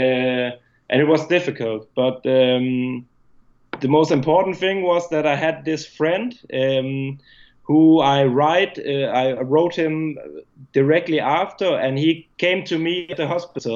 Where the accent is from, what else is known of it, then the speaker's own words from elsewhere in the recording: Denmark; moved away; at that time I was still in my home country. I was in Denmark lived in Denmark